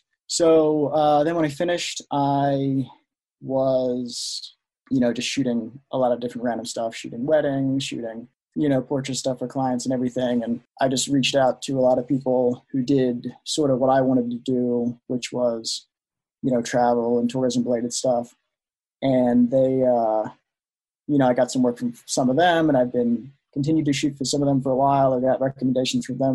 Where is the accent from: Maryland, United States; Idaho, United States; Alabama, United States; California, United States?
Maryland, United States; near Annapolis; moved away as an adult; now in Denver, United States; I grew up in Maryland, right on the coast near Annapolis